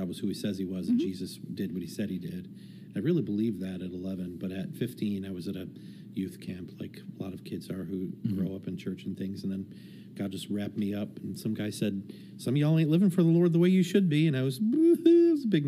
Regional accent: Detroit, Michigan, United States; moved away; I'm from Detroit area, born and raised, and probably for the first half of my life or so

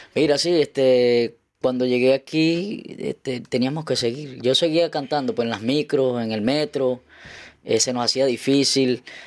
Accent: Carúpano, Sucre, Venezuela; now in Chile; de donde yo soy siempre, yo creo que los carnavales es algo bastante emblemático que sean los carnavales de Carupa

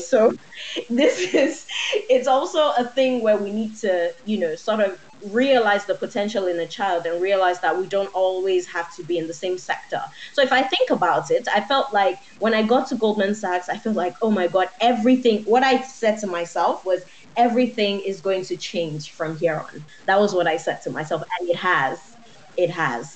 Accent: Nigeria; I'm Nigerian

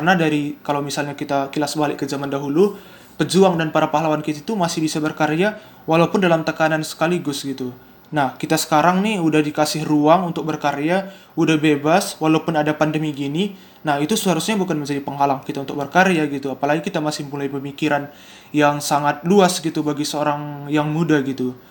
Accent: Medan, North Sumatra, Indonesia; Aku seorang mahasiswa, uh, asalku dari Sumatera Utara, Medan.

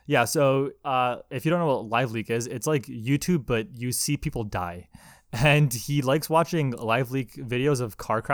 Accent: Brampton, Ontario, Canada; I'm from Brampton. I came from Brampton, doc. I'm from Brampton, doc.

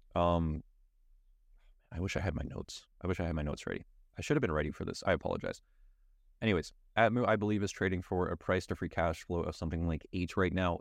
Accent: Canada; as a Canadian

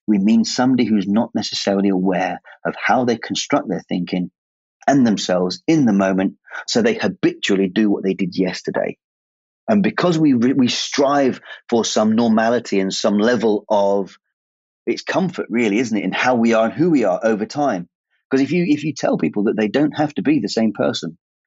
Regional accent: England, United Kingdom; At my age, being English and not knowing really what the English culture is all about

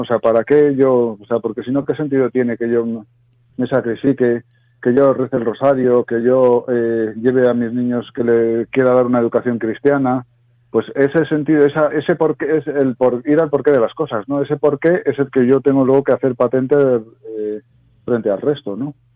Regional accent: Zamora, Castile and León, Spain; Yo soy de un pueblo de la Zamora profunda, ¿no? Junto a la, eh, muy cerquita de la raya de Portugal

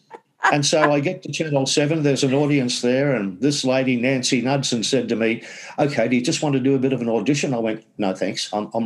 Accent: Scarborough, Queensland, Australia; I was brought up in Scarborough, not the Scarborough in England

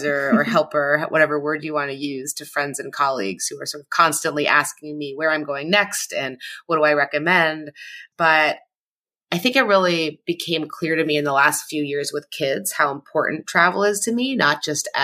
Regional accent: Ottawa, Ontario, Canada; now in Washington, D.C., United States; I grew up in Ottawa in Canada. And now I live in Washington, D.C.

